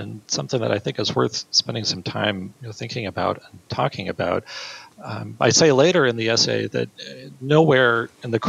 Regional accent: Marquette, Michigan, United States; my hometown of Marquette, Michigan

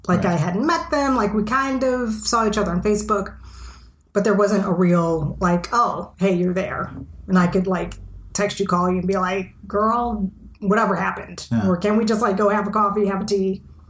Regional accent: Texas, United States; moved away as an adult; now in Iceland; we're both from Texas.

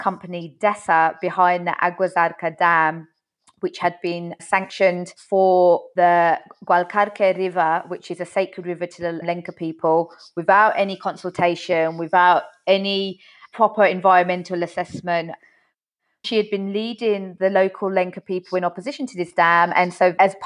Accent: United Kingdom; now in New York, United States; I'm a British journalist currently based in New York

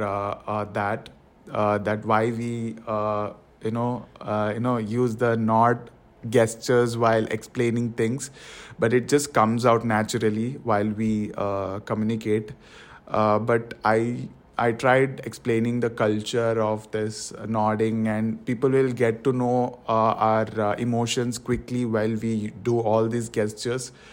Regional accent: Karnataka, India; first language Tulu; English is a second language; moved away as an adult; also born or lived in Maharashtra; now in Canada; My mother tongue is Tulu, and my provincial, the state language which we say back in India, it is called Kannada.

